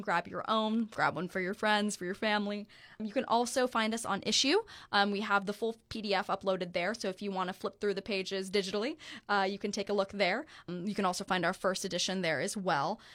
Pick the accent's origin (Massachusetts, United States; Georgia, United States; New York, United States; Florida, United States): Florida, United States; New Smyrna Beach; my hometown surf association in New Smyrna Beach